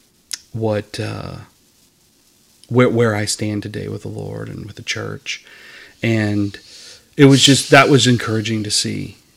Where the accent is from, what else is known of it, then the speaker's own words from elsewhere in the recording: Iowa, United States; moved away as an adult; I'm from Iowa